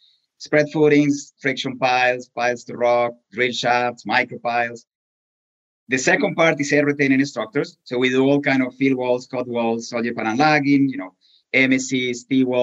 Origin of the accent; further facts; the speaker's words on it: Colombia; English is a second language; moved away as an adult; now in Pittsburgh, United States; I was born in Colombia in a family that has always been associated with civil engineering